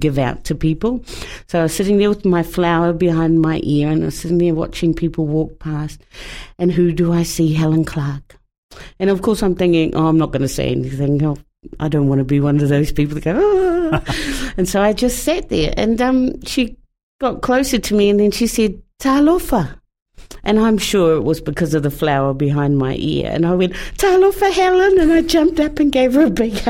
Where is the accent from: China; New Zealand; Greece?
New Zealand; As a New Zealander